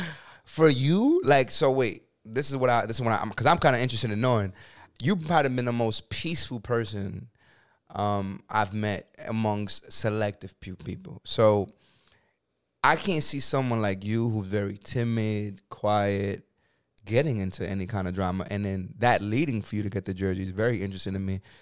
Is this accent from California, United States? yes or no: no; New York City, New York, United States; I'm a kid from the Bronx, New York